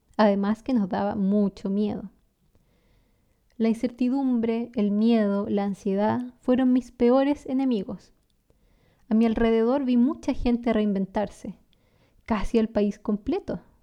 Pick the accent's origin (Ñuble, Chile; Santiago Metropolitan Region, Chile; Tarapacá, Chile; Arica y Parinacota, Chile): Ñuble, Chile; San Carlos; first language Spanish; nací en una pequeña ciudad llamada San Carlos, en el centro sur de Chile